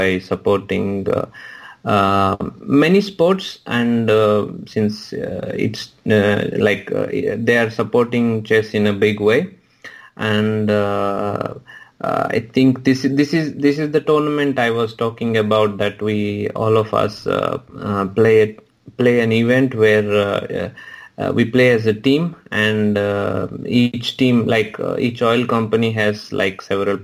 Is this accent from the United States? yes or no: no; Hyderabad, Telangana, India; moved away as an adult; now in Prague, Czech Republic; Of course I miss India. I'm from Hyderabad